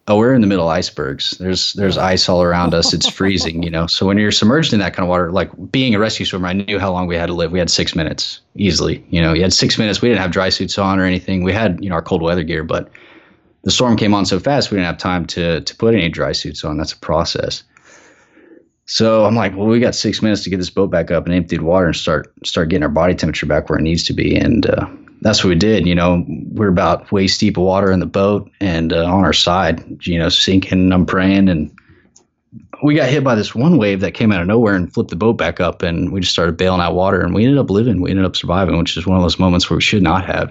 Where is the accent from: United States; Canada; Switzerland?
United States; Texas; I'm from Texas